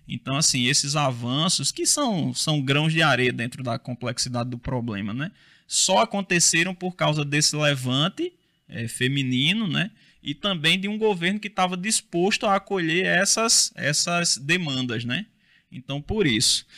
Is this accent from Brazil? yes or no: yes; Rio Tinto, Paraíba, Brazil; lá na minha cidade, lá em Rio Tinto